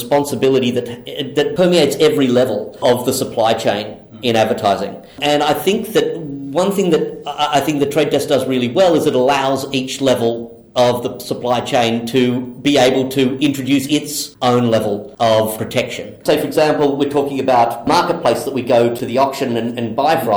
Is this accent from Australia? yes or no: yes; Australia; being Australian